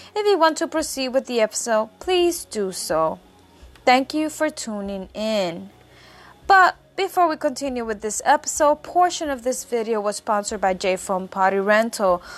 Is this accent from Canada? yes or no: no; Puerto Rico; I say I'm from Puerto Rico, because obviously, as many as you know, I was born and raised in the island